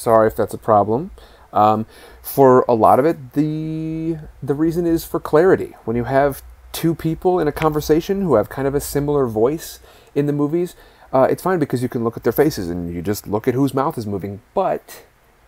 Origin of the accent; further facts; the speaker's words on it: Midwest, United States; now in California, United States; I live in California. I'm originally from the Midwest